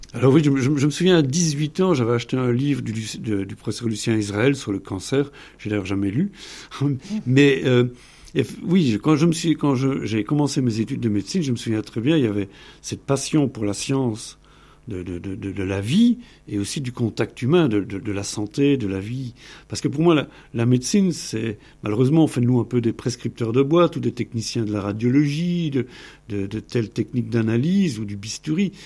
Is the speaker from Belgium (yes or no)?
yes; Belgium; je viens de Belgique